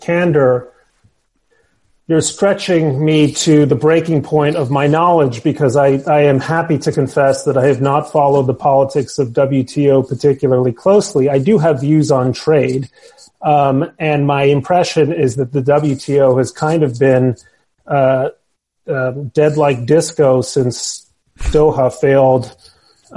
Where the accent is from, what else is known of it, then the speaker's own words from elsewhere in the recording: Mexico City, Mexico; now in Westchester County, United States; I grew up in Mexico City